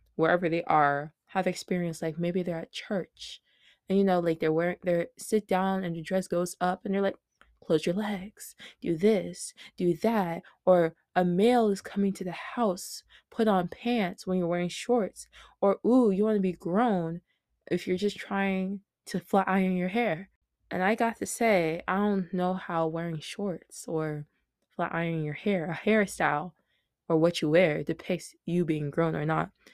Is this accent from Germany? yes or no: no; Smyrna, Georgia, United States; I was born and raised in Smyrna, Georgia